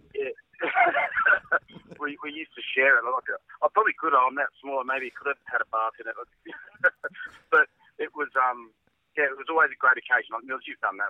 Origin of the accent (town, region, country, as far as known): Australia